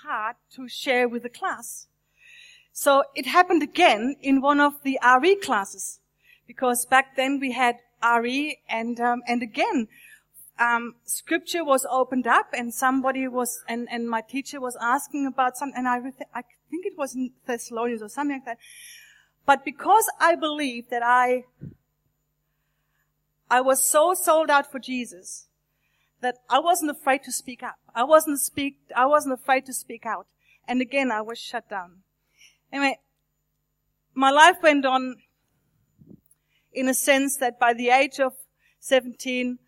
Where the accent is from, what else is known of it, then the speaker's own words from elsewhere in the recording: Germany; I was born in Germany, nearly 57 years ago. And I grew up in a wonderful, loving Christian family